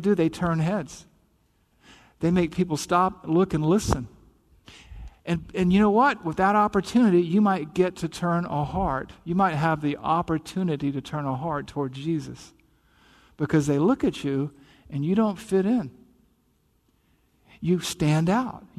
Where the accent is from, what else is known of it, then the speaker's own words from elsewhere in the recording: the South, United States; accent: Southern; I'm from the South, right? You probably picked up the accent here and there.